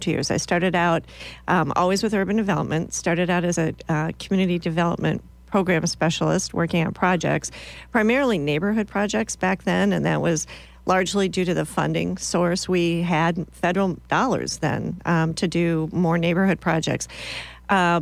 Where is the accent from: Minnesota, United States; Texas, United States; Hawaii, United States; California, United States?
Minnesota, United States; moved away as an adult; also born or lived in Iowa; now in Lincoln, United States; I'm originally from Minnesota.